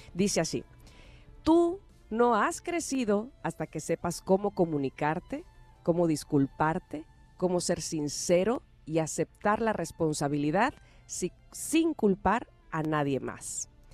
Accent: Mexico; Nosotros como mexicanos

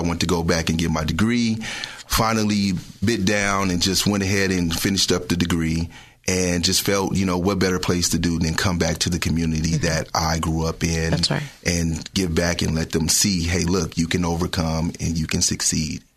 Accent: Richmond, United States; also born or lived in New Orleans; Growing up in Richmond, struggling

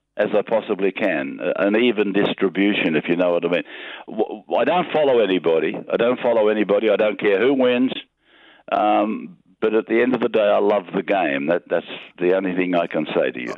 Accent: Junee, New South Wales, Australia; moved away as an adult; also born or lived in Young, New South Wales; now in Sydney, Australia; I was born in Junee, New South Wales

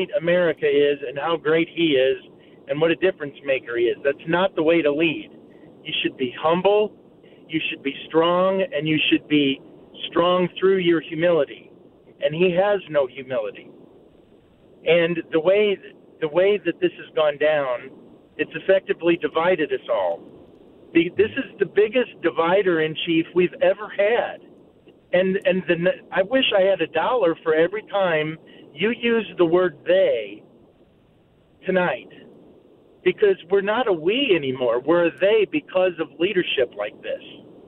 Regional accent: United States; Well, I'm not a Republican or a Democrat. I'm an American. I'm a free thinker.

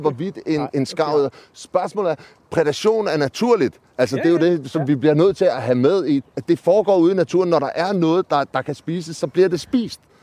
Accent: Amager, Capital Region of Denmark, Denmark; jeg kommer fra Amager

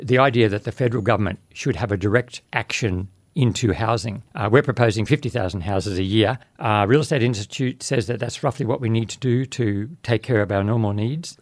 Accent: Babinda, Queensland, Australia; also born or lived in Innisfail / Townsville; I was born in Babinda and went to the various schools, finishing at Innisfail High

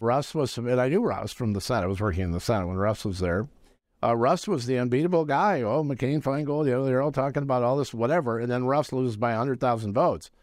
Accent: Madison, Wisconsin, United States; I grew up right next to the E W campus. My parents both worked on campus.

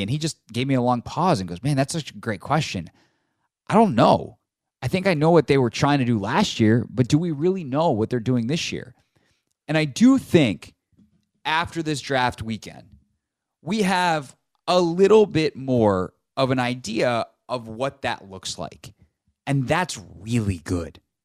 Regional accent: the Carolinas, United States; moved away as an adult; now in Washington, D.C., United States; I grew up in the Carolinas

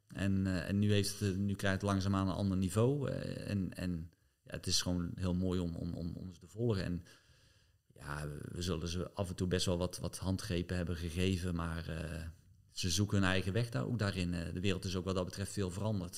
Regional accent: Netherlands; je als Nederlander

